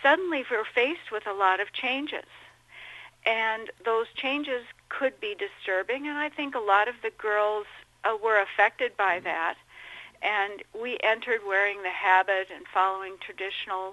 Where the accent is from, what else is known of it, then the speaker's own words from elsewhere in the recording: Minnesota, United States; also born or lived in Dubuque, Iowa / Chicago; I grew up in Minnesota